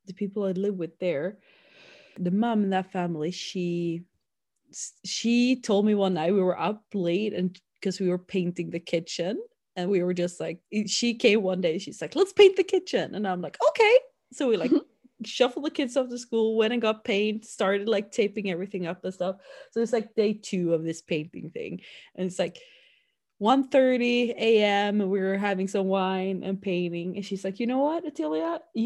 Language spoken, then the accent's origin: English; Sweden; growing up in my hometown